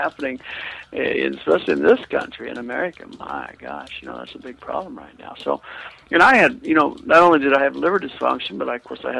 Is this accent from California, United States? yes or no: no; Kansas, United States; I'm from Kansas, you know, I mean, come on, the Bible Belt